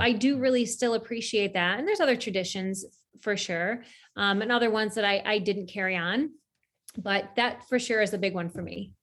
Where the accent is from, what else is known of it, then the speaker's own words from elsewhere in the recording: central New York, United States; I grew up in central New York